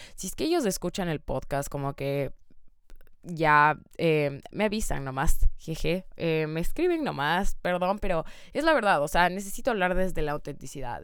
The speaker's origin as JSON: {"language": "Spanish", "country": "Ecuador", "moved": "yes", "said": "yo soy de Ecuador"}